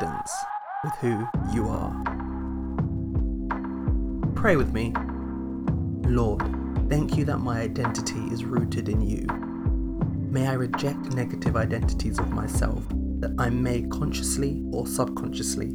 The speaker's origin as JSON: {"language": "English", "region": "London", "country": "United Kingdom", "also_born_or_lived": "Nigeria", "said": "either of four responses: Nigeria, the UK, London, or New Cross"}